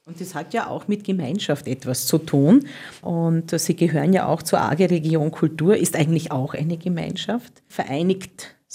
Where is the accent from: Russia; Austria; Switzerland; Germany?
Austria; Burgenland; das ist ja jetzt österreichweit nicht so sehr verbreitet, außer bei euch halt und bei uns im Burgenland, würde ich einmal sagen, ne?